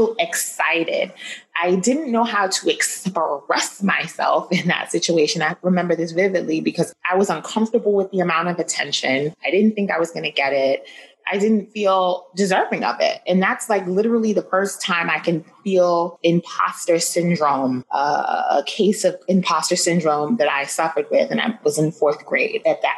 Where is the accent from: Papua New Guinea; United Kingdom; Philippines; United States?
United States; New York City, New York; also born or lived in Flushing, Queens; I grew up in New York City, born and bred.